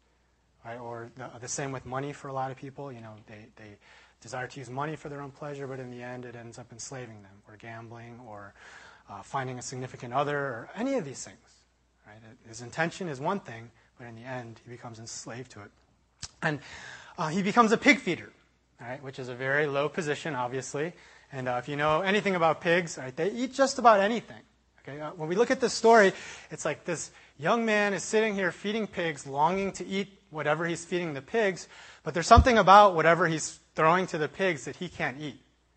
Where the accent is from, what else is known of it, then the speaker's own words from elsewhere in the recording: Chicago, Illinois, United States; I was traveling from University of Illinois back to Chicago. That's kind of where I'm from in my hometown.